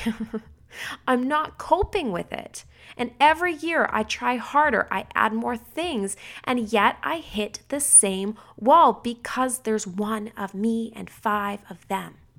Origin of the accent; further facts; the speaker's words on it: Canada; I'm a Canadian